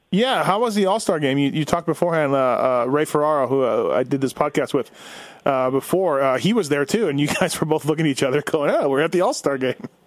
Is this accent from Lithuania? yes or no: no; Winnipeg, Manitoba, Canada; I grew up in Winnipeg